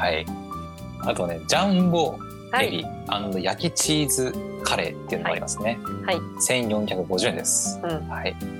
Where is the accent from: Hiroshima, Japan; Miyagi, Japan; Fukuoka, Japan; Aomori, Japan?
Aomori, Japan; 私青森の人間なので